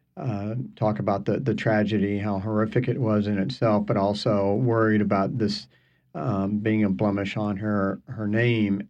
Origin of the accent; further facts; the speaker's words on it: Largo, Florida, United States; also born or lived in Fort Walton Beach, Florida; I grew up on the Gulf in the 60s and the 70s and beyond and um, first on the Florida Panhandle in the Fort Walton Beach area in Santa Rosa Sound, and then uh, my family moved down to the Tampa Bay area, and that's where I spent most of my my years